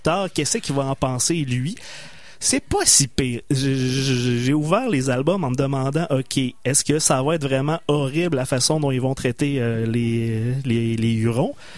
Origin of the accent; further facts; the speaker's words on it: Loretteville, Quebec, Canada; C'est mon patelin natal